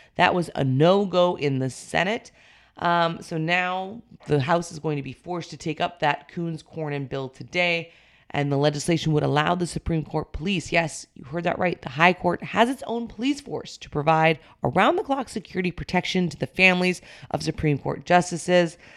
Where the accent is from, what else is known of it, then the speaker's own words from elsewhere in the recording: North Dakota, United States; moved away; North Dakota, my home state